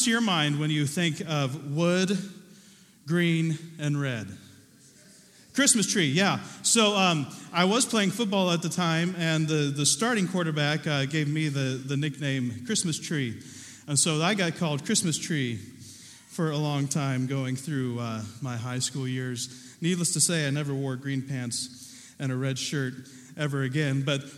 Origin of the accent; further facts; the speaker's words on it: Southern Ohio, United States; Growing up in Southern Ohio, I was a kid who liked to garden